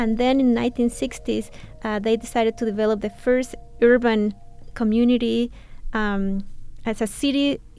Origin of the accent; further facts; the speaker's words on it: Mexico City, Mexico; as a city within a city in Latin America in the 1960s. I am from there. I grew up seeing these three manifestations of my culture in one place.